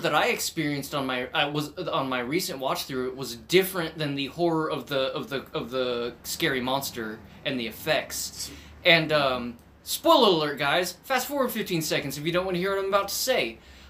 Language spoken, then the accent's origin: English; United States; I was brought up down in Owen County